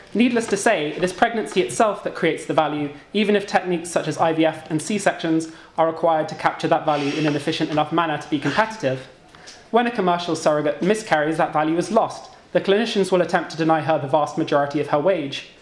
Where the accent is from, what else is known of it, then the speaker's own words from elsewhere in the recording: United Kingdom; moved away; British emigres who've kind of moved on to greener pastures